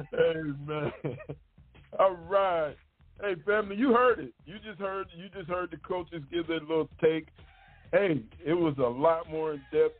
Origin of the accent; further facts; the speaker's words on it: Michigan, United States; moved away as an adult; also born or lived in Mississippi Gulf Coast; now in Mississippi, United States; I'm from Michigan, and I grew up there my whole life.